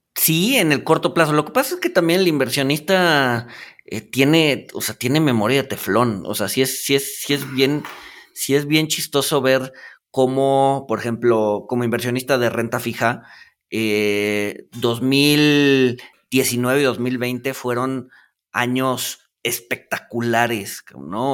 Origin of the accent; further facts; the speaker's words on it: Mexico; como mexicanos